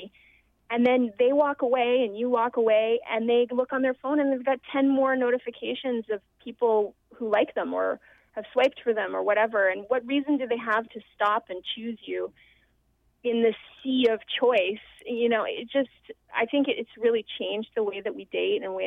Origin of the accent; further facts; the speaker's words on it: Vancouver, British Columbia, Canada; my hometown